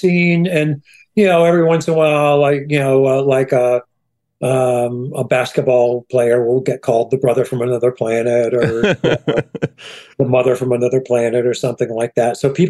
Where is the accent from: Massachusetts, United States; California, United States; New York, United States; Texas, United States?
New York, United States; Schenectady; also born or lived in Hoboken; I'm from Schenectady, New York.